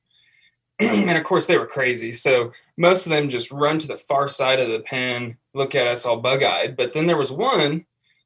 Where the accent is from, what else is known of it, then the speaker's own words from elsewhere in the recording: New Plymouth, Idaho, United States; also born or lived in Boise, Idaho; I'm Idaho born and raised, but I was born in Boise, which is the capital and kind of the biggest city in Idaho.